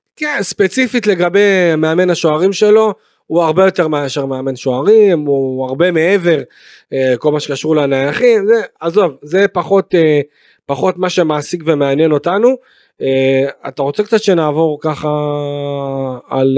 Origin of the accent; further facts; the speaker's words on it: Beersheba, Southern District, Israel; אני באר שבעי. אה, גדלתי בבאר שבע